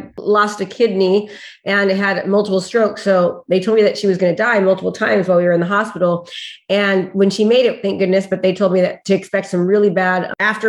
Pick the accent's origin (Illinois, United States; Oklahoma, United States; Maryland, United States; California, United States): California, United States; Discovery Bay; I'm from Discovery Bay, California. It's in between Sacramento and San Francisco.